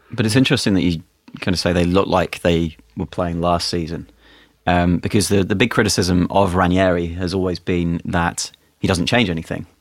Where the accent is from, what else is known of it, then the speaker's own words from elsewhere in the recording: England, United Kingdom; as an Englishman